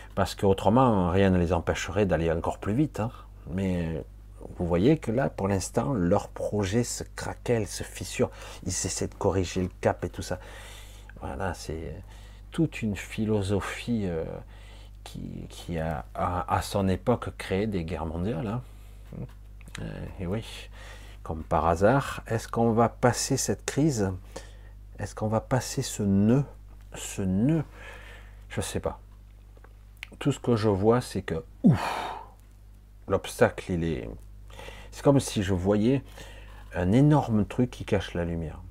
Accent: France; moved away; quand je suis actuellement en Asie, dire je suis français

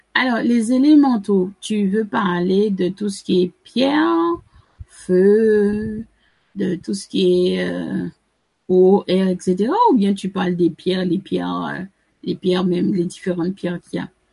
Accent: Sainte-Anne, Antilles, Guadeloupe; je suis originaire de Sainte-Anne

